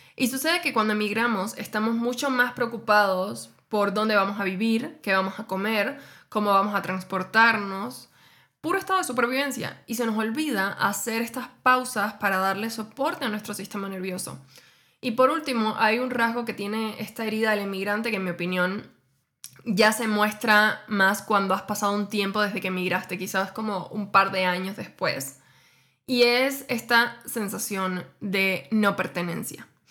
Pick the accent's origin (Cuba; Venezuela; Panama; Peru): Cuba; moved away as an adult; now in Mexico; yo emigré hace casi seis años desde Cuba hacia México